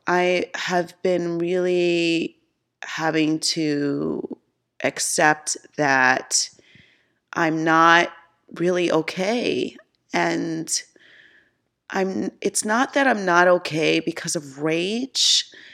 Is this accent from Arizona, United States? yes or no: no; Mount Vernon, New York, United States; moved away as an adult; also born or lived in Bronx, New York; now in Charlotte, United States; I felt growing up in New York, I could be whoever I want